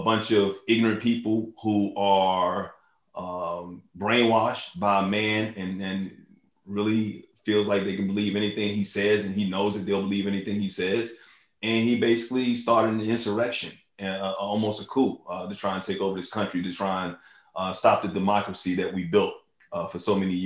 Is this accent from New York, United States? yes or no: yes; New York City, New York, United States; when I was born in New York, I was, you know, raised across the street from Yankee Stadium